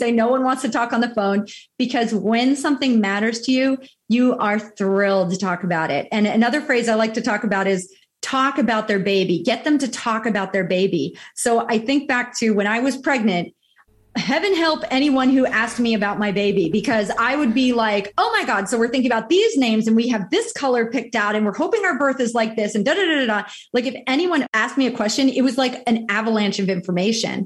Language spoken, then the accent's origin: English; New York, New Jersey, Northeast, United States; moved away as an adult; now in Southwest Florida, United States; I came from the Northeast, you know, New York, New Jersey, that's my stomping grounds